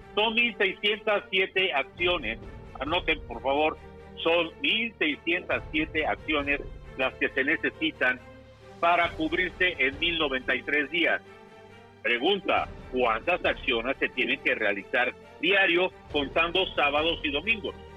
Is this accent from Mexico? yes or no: yes; Mexico; aquí en México